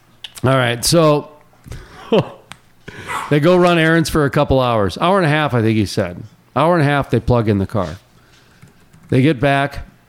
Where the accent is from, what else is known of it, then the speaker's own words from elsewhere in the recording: Fargo, North Dakota, United States; I grew up in North Fargo.